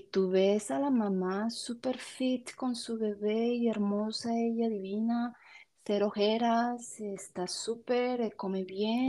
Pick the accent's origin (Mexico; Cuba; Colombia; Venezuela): Colombia; now in Canada; Soy, soy de Colombia pero ahora me encuentro, vivo en, Canadá